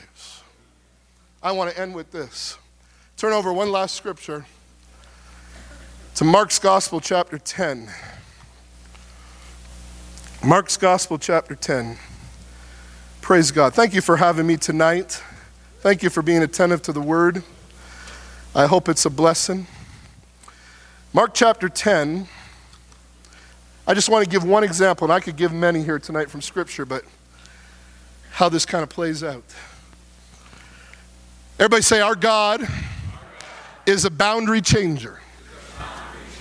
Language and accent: English; South Porcupine, Ontario, Canada; I was born in South Porcupine, Ontario